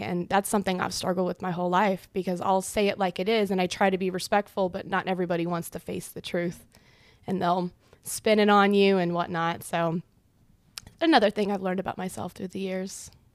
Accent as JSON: {"language": "English", "region": "Nebraska", "country": "United States", "tie": "born or raised there", "said": "I grew up in a small town of 500 people."}